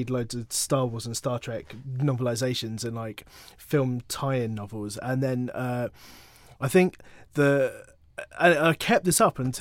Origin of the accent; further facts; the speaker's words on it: London, United Kingdom; all our houses in northwest London in the 80s